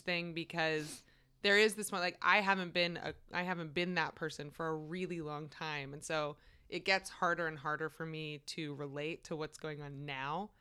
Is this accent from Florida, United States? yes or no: no; Maryland, United States; one of my best friends from growing up in Maryland